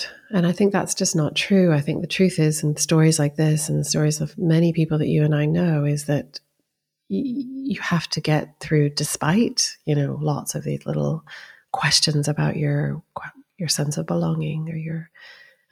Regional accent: United States; also born or lived in Iran; I grew up in the States

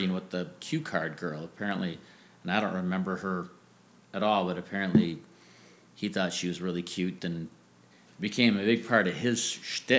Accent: Austin, Texas, United States; growing up in Austin, you know, the east side of town was the working class side

